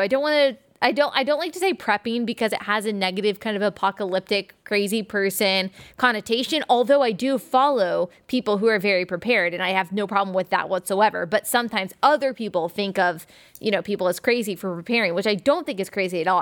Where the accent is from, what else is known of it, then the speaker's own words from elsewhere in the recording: Dallas, Texas, United States; I am from Dallas